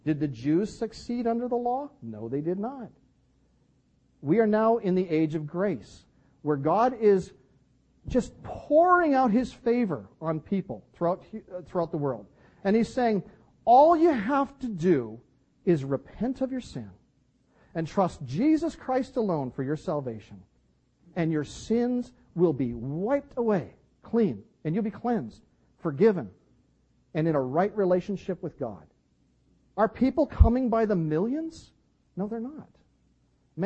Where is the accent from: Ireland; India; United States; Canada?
Canada; I'm from Canada